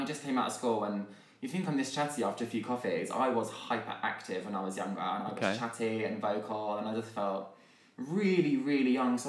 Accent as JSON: {"language": "English", "area": "Hertfordshire", "region": "East of England", "country": "United Kingdom", "said": "I'm from Hertfordshire, so I was going to have a Hertfordshire life in the country."}